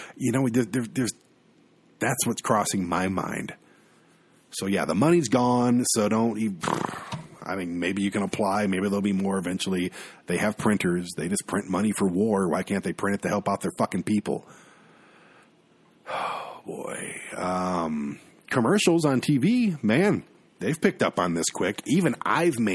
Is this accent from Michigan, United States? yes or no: yes; Michigan, United States; my home state of Michigan